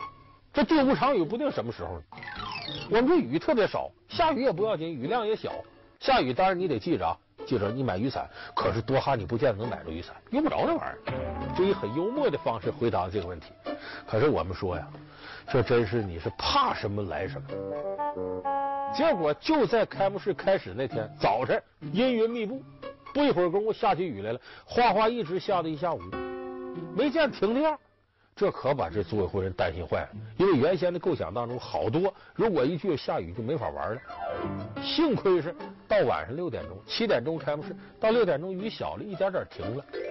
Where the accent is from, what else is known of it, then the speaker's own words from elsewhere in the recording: China; 咱们说咱们是中国人，不是卡塔尔人